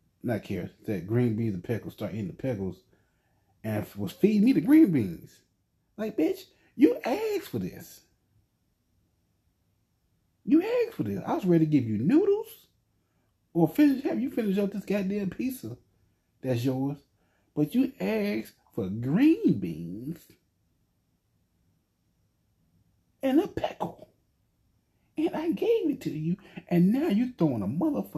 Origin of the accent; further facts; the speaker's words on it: United States; I am an American citizen